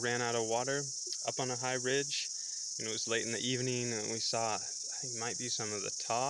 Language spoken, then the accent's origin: English; Washington, United States; from Washington State.